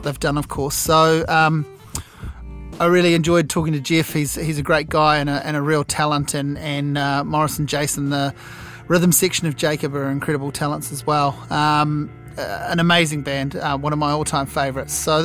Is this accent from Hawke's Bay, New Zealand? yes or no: yes; Hawke's Bay, New Zealand; Hawke's Bay is my hometown